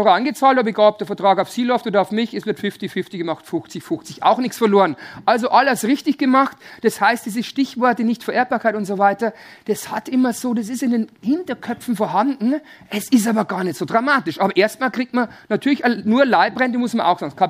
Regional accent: Bavaria, Germany; Also bei uns in Bayern sagt man wilde Ehe.

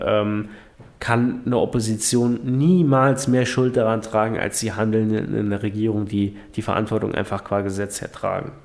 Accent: Saarland, Germany; bei uns im Saarland

